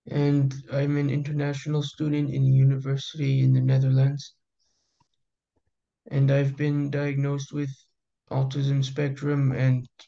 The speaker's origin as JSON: {"language": "English", "town": "Houston", "region": "Texas", "country": "United States", "said": "is Ecuadorian and I'm American. I was born in Texas, Houston."}